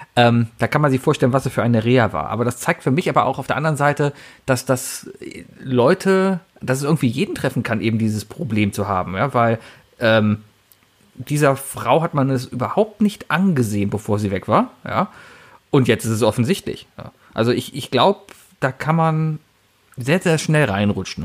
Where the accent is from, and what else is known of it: Germany